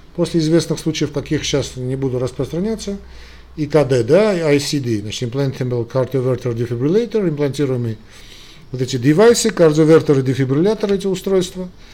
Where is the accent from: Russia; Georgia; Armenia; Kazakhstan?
Armenia; я из Армении